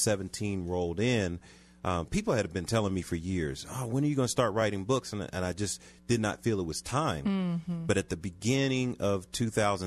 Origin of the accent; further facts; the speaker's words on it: Philadelphia, Pennsylvania, United States; now in Aurora, United States; I'm originally from Philadelphia.